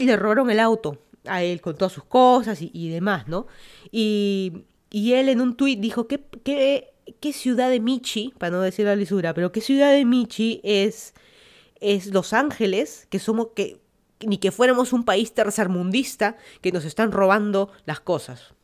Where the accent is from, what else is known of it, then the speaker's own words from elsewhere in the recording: Lima, Peru; moved away as an adult; also born or lived in Miami, United States; now in Fairfax County, Virginia, United States; yo soy de Lima, Perú. Me mudé a Estados Unidos ya como 5 años